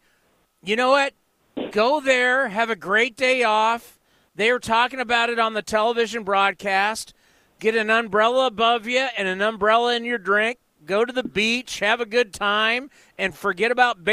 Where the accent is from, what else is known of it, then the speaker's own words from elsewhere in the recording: San Diego, California, United States; moved away as an adult; now in Bay Area, United States; I was born and raised in San Diego. I've lived in the Bay Area my entire adult life